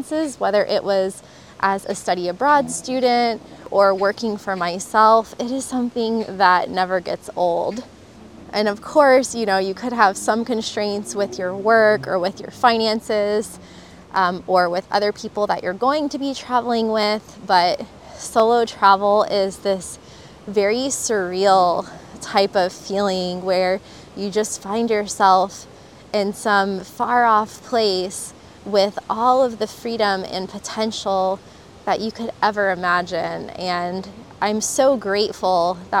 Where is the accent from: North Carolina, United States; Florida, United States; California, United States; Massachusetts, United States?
Florida, United States; moved away as an adult; also born or lived in Costa Rica; I'm from Florida